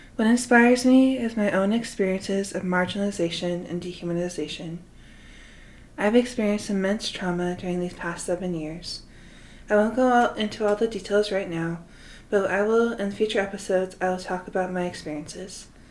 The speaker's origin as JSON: {"language": "English", "town": "Salt Lake City", "region": "Utah", "country": "United States", "tie": "born or raised there", "said": "I have lived in Salt Lake City, Utah most of my life"}